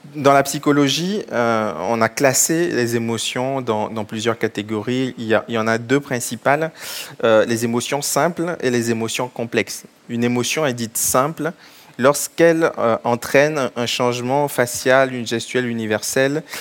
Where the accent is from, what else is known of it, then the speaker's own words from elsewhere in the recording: Togo; Je suis originaire du Togo, mes parents sont, du Togo